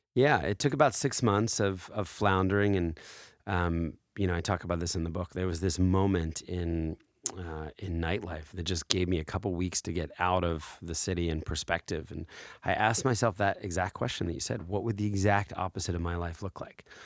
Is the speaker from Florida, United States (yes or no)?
no; New Jersey, United States; also born or lived in Philadelphia, Pennsylvania; when I was four, uh, we moved, uh, to a, a drab gray house in South Jersey